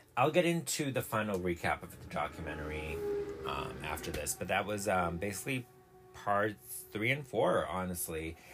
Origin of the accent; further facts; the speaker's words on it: Massachusetts, United States; I'm from Massachusetts